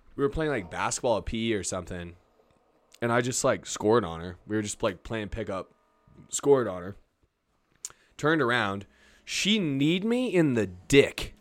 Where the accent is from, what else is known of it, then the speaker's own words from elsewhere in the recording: Albuquerque, New Mexico, United States; moved away; also born or lived in Nashville / Los Angeles; I'm born and raised in Albuquerque and I've lived in Nashville and L